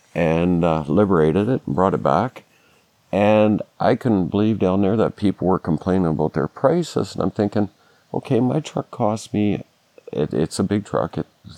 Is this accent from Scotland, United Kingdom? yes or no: yes; Scotland, United Kingdom; and that therein lies the problem with finishing my house is I'm Scottish. I just won't pay that.